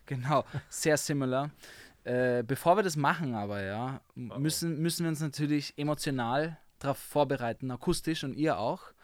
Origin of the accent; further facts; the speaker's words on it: Vienna, Austria; accent: Viennese; Ich bin wirklich am Naschmarkt aufgewachsen